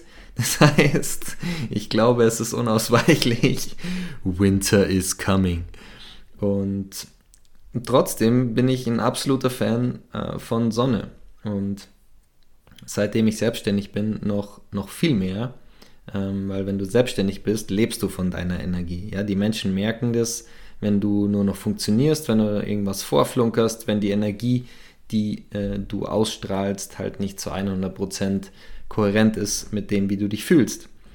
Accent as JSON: {"language": "German", "town": "Bad Tölz", "region": "Bavaria", "country": "Germany", "tie": "born or raised there", "moved": "as an adult", "said": "ich bin im Süden aufgewachsen. Ich habe 15, 18 Jahre in Bad Hölz gewohnt"}